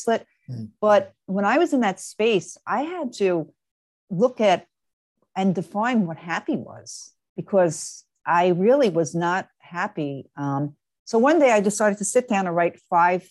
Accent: New York, United States; now in Marlboro, United States; I actually am originally from New York, but I've been living in New Jersey, a town called Marlborough, New Jersey.

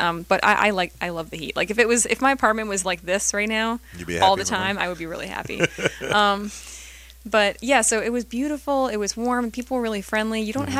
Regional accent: New York, United States; Yeah, I mean, it's kind of frenetic, but it's familiar for me because I'm from Long Island.

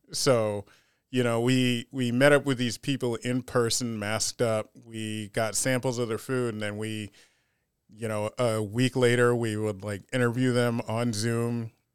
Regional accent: United States; also born or lived in Panama / Rochester, New York; I'm just American, black, and Panamanian

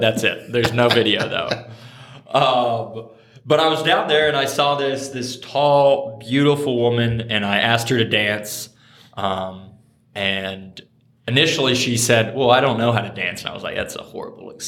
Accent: Oklahoma, United States; moved away as an adult; also born or lived in Dallas, Texas; now in Upper Arlington, United States; I'm originally from Oklahoma. I grew up in a small town of about 2,000 people in Oklahoma

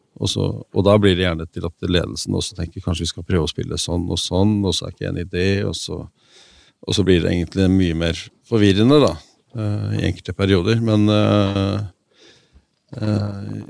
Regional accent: Oslo, Norway; also born or lived in Røa; now in Lillehammer, Norway; Jeg er født på Røa og vokst opp i Oslo, men jeg har bodd i Lillehammer siden, siden uh, slutten av 70-tallet

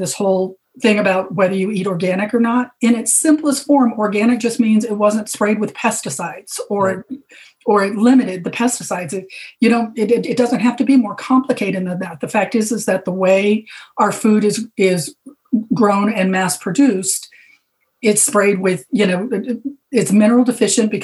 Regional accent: Arizona, United States; moved away; also born or lived in Hawaii; I grew up in Arizona and I lived in Hawaii for many years.

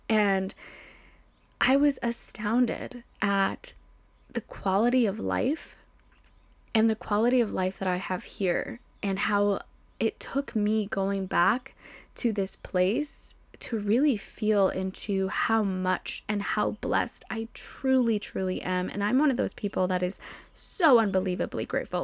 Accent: Mexico; moved away; coming back to my hometown in Mexico

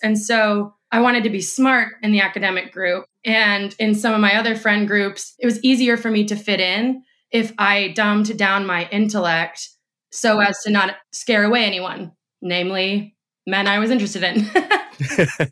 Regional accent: Indiana, United States; moved away as an adult; now in Austin, United States; when I was working in politics in Indiana, my hometown

